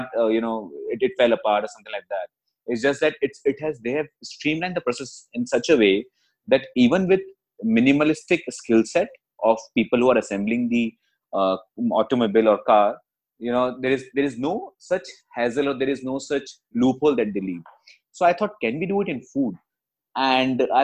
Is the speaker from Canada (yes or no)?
no; Jaipur, Rajasthan, India; moved away as an adult; also born or lived in Gurgaon; I was born and brought up in Jaipur, and for the past 22 years, I was staying in Jaipur